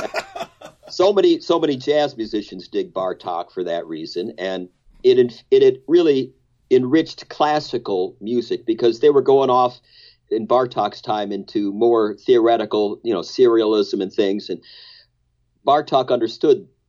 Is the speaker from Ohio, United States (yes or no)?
yes; Akron, Ohio, United States; Ralph and I grew up in Akron, about a mile apart from each other.